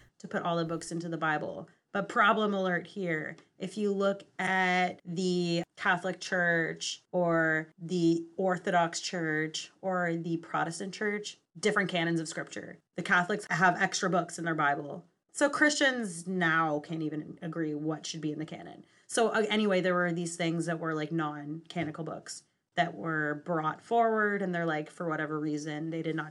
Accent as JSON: {"language": "English", "region": "Western Canada", "country": "Canada", "tie": "born or raised there"}